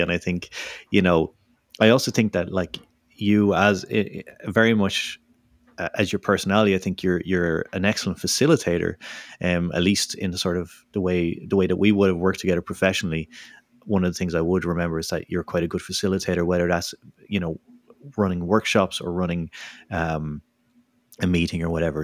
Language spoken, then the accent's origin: English; Dublin, Leinster, Ireland; moved away; back in my hometown of Dublin